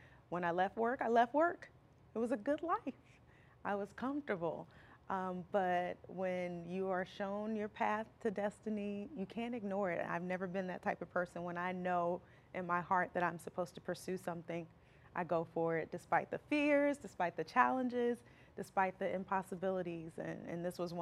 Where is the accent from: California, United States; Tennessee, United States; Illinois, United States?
Illinois, United States; Alton; also born or lived in Florissant, Missouri; now in Hazelwood, United States; Originally I'm from Alton, Illinois